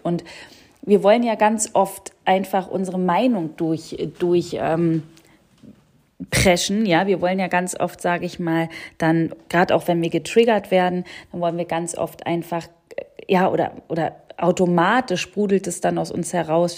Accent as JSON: {"language": "German", "region": "Berlin", "country": "Germany", "said": "ich komme aus Berlin"}